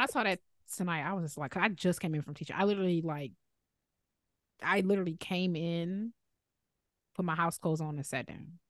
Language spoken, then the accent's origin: English; Chicago, Illinois, United States; accent: Chicago; I'm fine with my Chicago accent